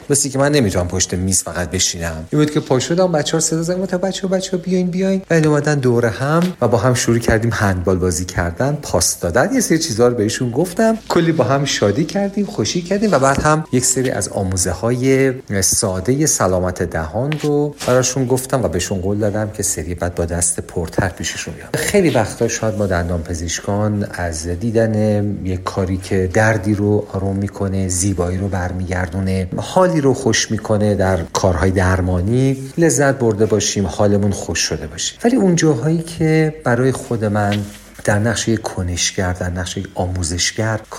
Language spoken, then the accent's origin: Persian; Iran; من به خودم به عنوان یک ایرانی بالیدم